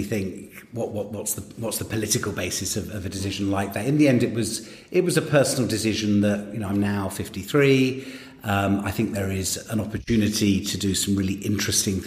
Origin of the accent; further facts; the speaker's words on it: London, United Kingdom; I grew up in Southgate, so yeah. the area of North London that I later represented